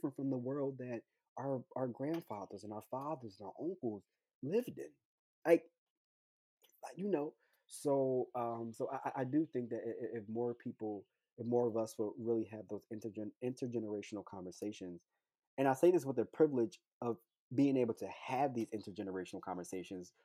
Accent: Philadelphia, Pennsylvania, United States; I'm from Philadelphia, Pennsylvania, born and raised here

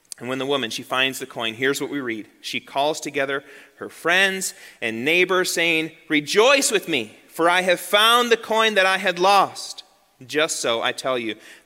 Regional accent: United States; moved away as an adult; We were raised in the American church.

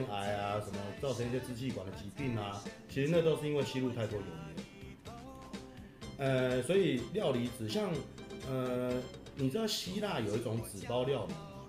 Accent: Yilan County, Taiwan; 那当然家里因为我们是宜兰人，我们宜兰人有几个呃特别很道地宜兰人。

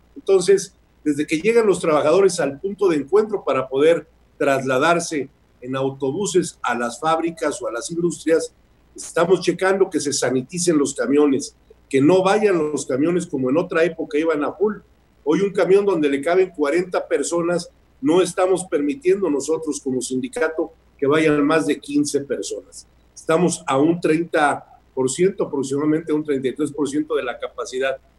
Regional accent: Mexico; todos somos mexicanos

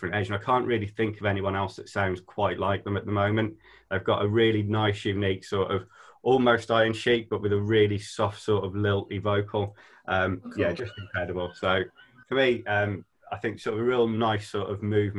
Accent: just outside Birmingham, West Midlands, United Kingdom; now in Scarborough, United Kingdom; I'm originally from just outside Birmingham

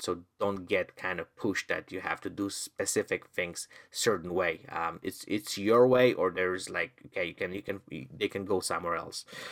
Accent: Poland; now in Canada; I'm originally from Poland

